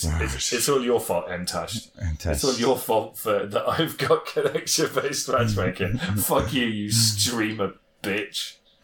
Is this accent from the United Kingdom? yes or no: yes; United Kingdom; as a Brit